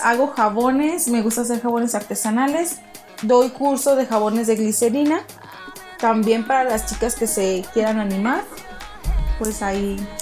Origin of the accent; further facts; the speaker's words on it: Mexico; somos mexicanos